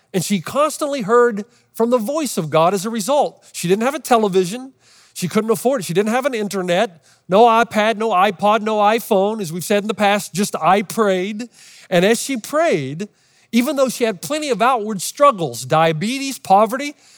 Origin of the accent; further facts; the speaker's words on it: Los Angeles, California, United States; Los Angeles